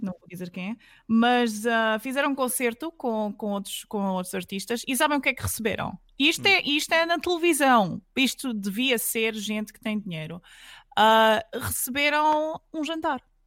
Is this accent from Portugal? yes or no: yes; Alentejo, Portugal; de onde eu venho, que eu venho do Alentejo, né? Eu venho do Alentejo